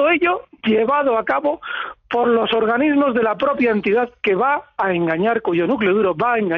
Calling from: Pamplona, Navarre, Spain; Sí, Javier, buenas tardes.

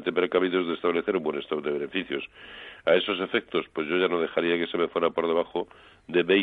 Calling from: Madrid, Community of Madrid, Spain; de Madrid.

